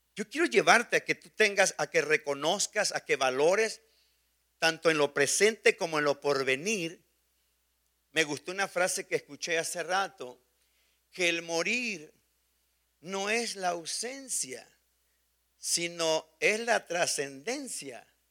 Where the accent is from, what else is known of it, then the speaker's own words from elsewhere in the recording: Mexico; moved away; Somos mexicanos revueltos con muchos otros países